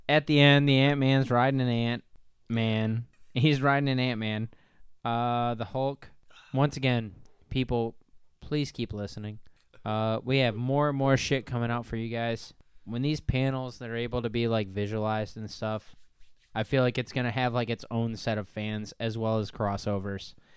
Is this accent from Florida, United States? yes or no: no; Northern Ohio, United States; We're from Northern Ohio